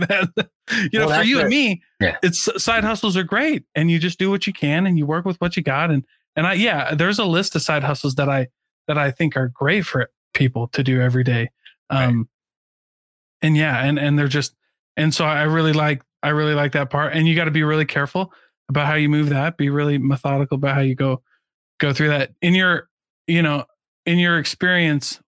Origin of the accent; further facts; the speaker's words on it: Midwest, United States; I grew up in the Midwest